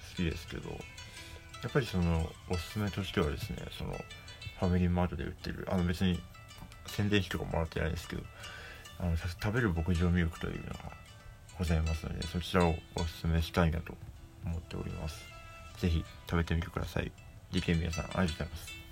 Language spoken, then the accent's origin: Japanese; Hokkaido, Japan; moved away; 僕はあの北海道出身でですね